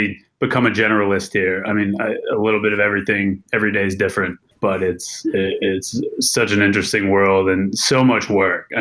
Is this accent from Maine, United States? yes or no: yes; Maine, United States; moved away; growing up in Maine really was the catalyzing moment for being an ocean person